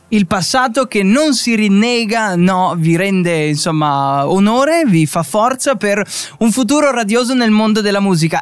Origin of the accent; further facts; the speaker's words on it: Friuli-Venezia Giulia, Italy; dalle nostre parti, un po' in Friuli